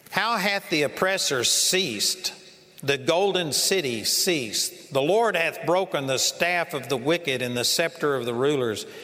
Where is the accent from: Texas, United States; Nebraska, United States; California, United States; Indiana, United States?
Texas, United States; You know, I'm from Texas, and for a long time I thought that meant that nobody had come out against them.